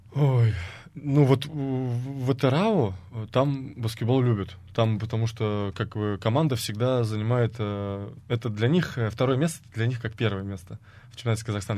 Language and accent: Russian; Samara, Samara Oblast, Russia; moved away as an adult; мой родной город, где моя мама, также, как бы, мои родственники, мои друзья